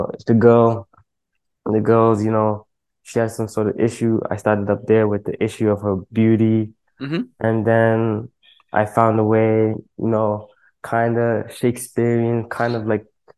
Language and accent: English; Toronto, Ontario, Canada; I'm from the east side of Toronto. It's a little spot called Scarborough